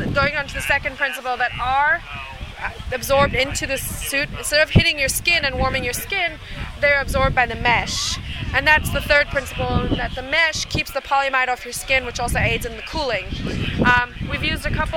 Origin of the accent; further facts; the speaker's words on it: South Africa; now in Austin, United States; I'm a South African